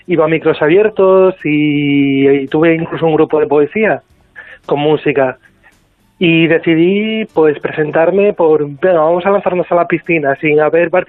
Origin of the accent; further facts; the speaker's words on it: Asturias, Spain; mi tierra, que es España y Asturias.